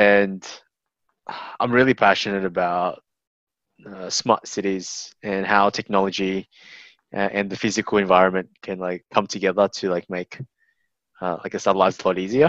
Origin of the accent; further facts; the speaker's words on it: Australia; I grew up in Australia all my life.